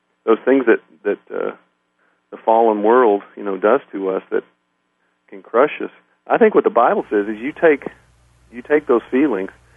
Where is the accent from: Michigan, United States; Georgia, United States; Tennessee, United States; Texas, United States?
Tennessee, United States; Nashville; I grew up in Nashville.